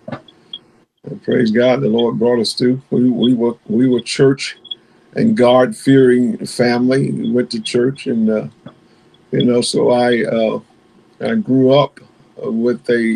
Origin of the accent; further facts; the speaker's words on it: Greenville, Alabama, United States; moved away as an adult; also born or lived in Bridgeport, Connecticut / Chesapeake, Virginia; originally from Greenville, Alabama. I'm a country boy. Greenville is about 40 miles below Montgomery. And so I grew up there